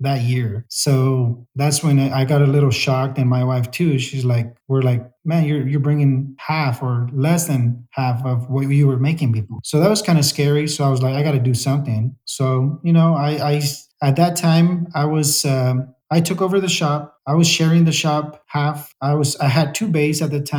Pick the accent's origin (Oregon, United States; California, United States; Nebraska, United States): California, United States; Salinas; I grew up in Salinas. I've been here since they brought us to the U.S.